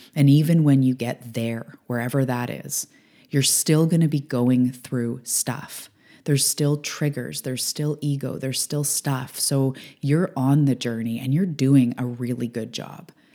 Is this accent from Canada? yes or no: yes; Canada; I'm a Canadian